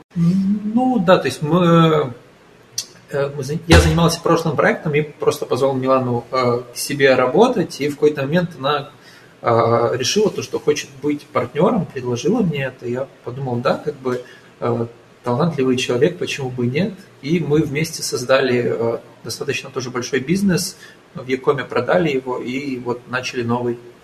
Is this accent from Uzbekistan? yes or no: no; Ukraine; moved away as an adult; now in Portugal; я из Украины